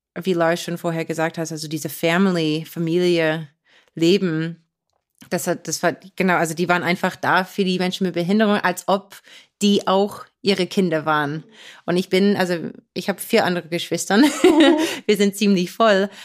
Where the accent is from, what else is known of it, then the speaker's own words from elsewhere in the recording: Beaver Run, Pennsylvania, United States; German is a second language; in Beaver Run, wo ich aufgewachsen bin